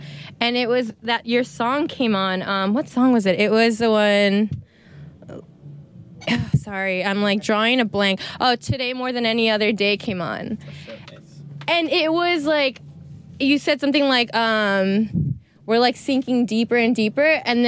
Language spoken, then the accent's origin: English; United States; moved away as an adult; also born or lived in Australia; being American, living in Australia